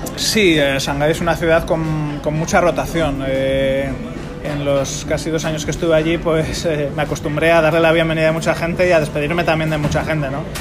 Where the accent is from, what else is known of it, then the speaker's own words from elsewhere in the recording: Spain; now in Singapore; cuando vuelvo a España